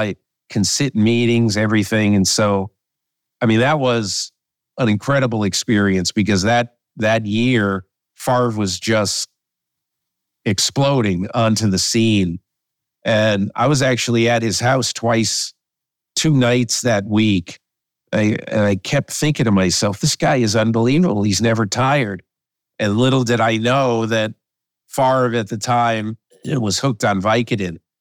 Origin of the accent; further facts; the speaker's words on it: Connecticut, United States; when I was a kid in the sixties growing up in Connecticut